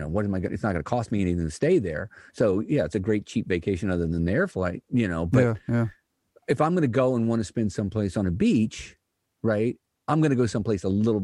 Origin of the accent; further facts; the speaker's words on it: Midwest, United States; I was led to believe growing up in the Midwest that Florida was the promised land.